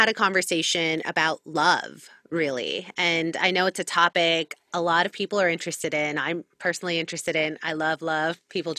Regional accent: Miami, Florida, United States; we're both from Miami.

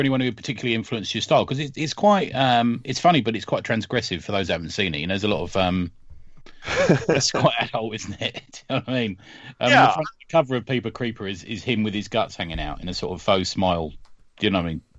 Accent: London, United Kingdom; where are you from?" and I said London

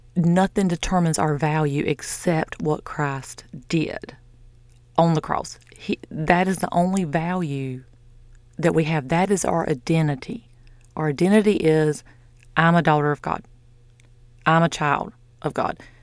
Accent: the South, United States; I'm from the South.

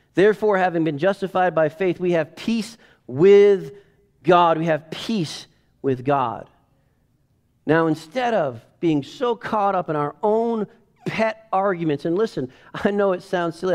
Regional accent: United States; I'm an American.

